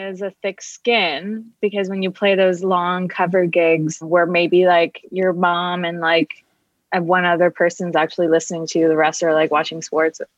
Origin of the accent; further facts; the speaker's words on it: Kingston, Ontario, Canada; moved away; also born or lived in Toronto, Canada; I'm from Canada originally. I lived in Toronto for 13 years. And before that, a small town, Kingston, Ontario